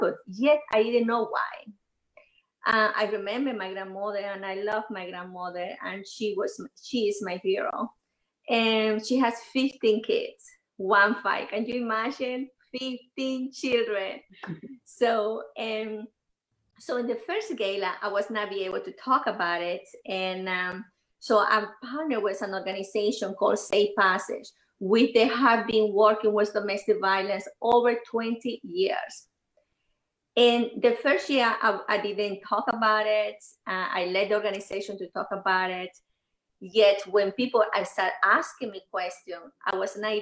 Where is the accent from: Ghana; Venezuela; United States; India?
Venezuela; moved away; I grew up in Venezuela